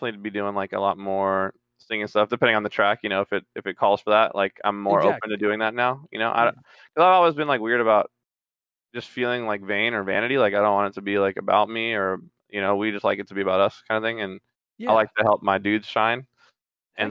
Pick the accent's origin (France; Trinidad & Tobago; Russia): Trinidad & Tobago; moved away; I'm originally from Trinidad